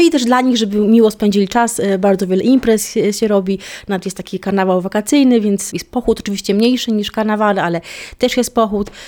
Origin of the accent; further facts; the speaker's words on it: Poland; now in Cape Verde; jestem z Polski